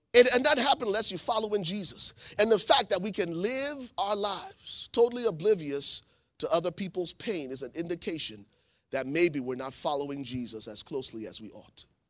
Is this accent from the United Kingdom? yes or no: no; Liberia; moved away; I'm from Liberia, West Africa